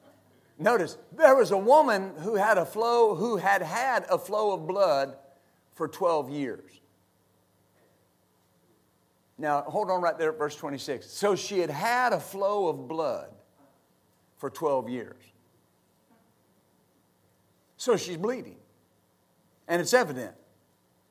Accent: West Texas, United States; I grew up in West Texas

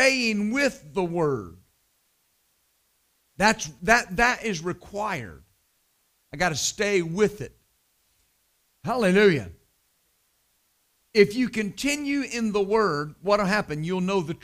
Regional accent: West Texas, United States; I was raised in West Texas

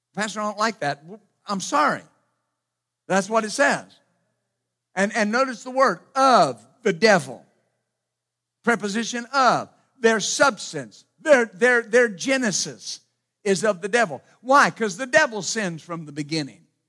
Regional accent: Ashland, Ohio, United States; born or raised there; moved away; also born or lived in Wilmington

